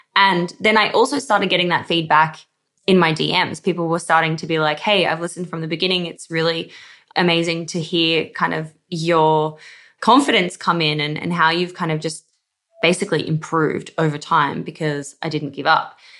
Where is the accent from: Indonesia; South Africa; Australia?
Australia; accent: Aussie; I'm Australian somehow, even though I feel like I do have an Aussie accent